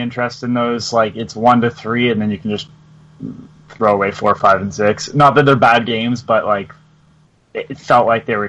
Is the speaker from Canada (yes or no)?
yes; Canada; I'm Canadian.